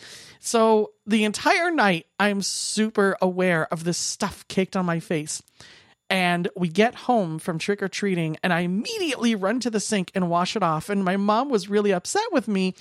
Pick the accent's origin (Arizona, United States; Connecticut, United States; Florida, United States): Arizona, United States; Phoenix; now in Minnesota, United States; I was born and raised in Phoenix, Arizona